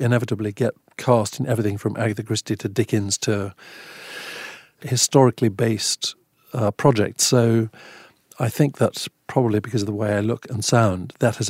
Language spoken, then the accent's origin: English; Eswatini; I grew up in Swaziland, which is the smallest country in the Southern Hemisphere. And it's in Southeast Africa between Mozambique and South Africa.